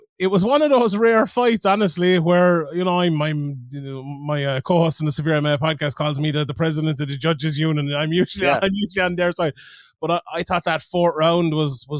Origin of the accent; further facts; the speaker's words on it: Limerick, Munster, Ireland; I'm from Limerick